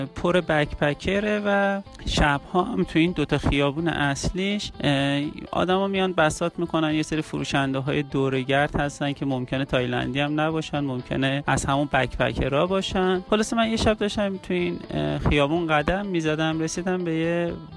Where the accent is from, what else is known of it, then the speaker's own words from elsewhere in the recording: Iran; من اهل ایرانم